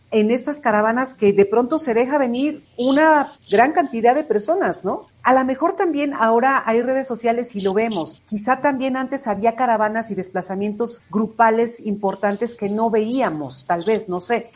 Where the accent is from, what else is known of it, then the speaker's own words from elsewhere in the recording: Mexico City, Mexico; Los chilangos ya estamos acostumbrados a las guajolotas y todo eso